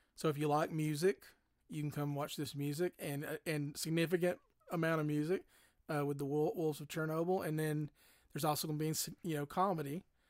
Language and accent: English; Cullman, Alabama, United States; moved away; I'm a native of Coleman, Alabama, which is south of here